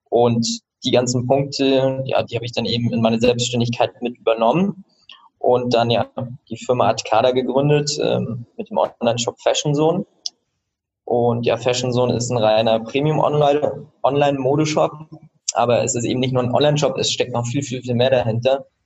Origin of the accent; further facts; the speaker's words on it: Switzerland; also born or lived in Rostock, Germany / Austria; Genau, also ich